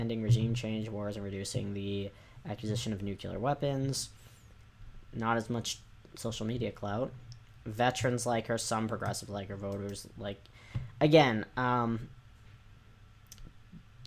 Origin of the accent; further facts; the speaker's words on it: Massachusetts, United States; Elizabeth Warren. She is a rep from my home state.